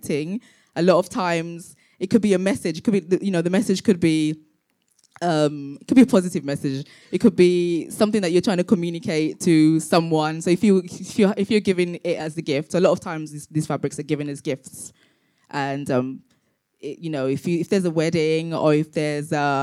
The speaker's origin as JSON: {"language": "English", "region": "London", "country": "United Kingdom", "tie": "born or raised there", "also_born_or_lived": "Tanzania", "said": "I was born in Tanzania and grew up in London."}